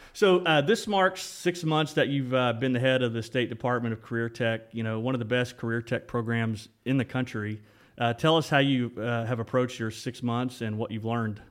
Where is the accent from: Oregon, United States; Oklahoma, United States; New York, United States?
Oklahoma, United States; Ripley; we, we grew up, um, close to each other growing up in Ripley